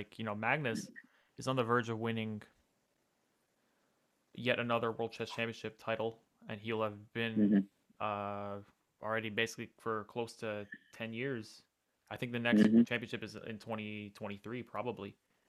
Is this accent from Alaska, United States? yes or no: no; New York, United States; Shout out New York Marshals, by the way, my hometown team.